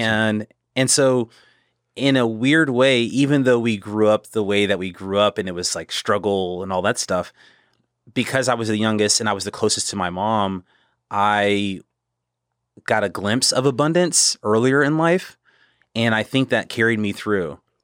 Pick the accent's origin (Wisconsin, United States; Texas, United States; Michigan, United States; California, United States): Texas, United States; Killeen; born or raised there; also born or lived in Temple, Texas / South Carolina